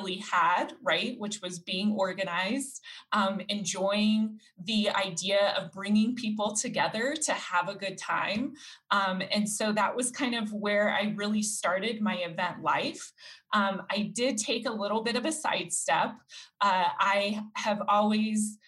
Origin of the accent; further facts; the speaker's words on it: Denver, Colorado, United States; was born and raised here in Colorado